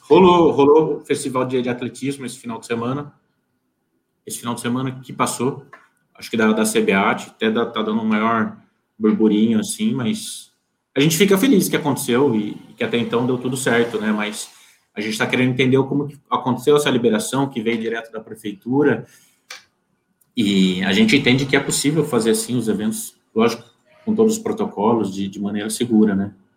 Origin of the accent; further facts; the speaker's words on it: Piracicaba, São Paulo, Brazil; Eu sou de Piracicaba, interior de São Paulo, aqui do encostadinho com Campinas